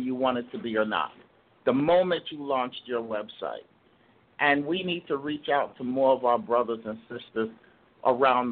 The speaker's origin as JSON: {"language": "English", "town": "New York City", "region": "New York", "country": "United States", "tie": "born or raised there", "said": "I'm from Brooklyn. I went to Institute of Music and Performing Arts in Brooklyn"}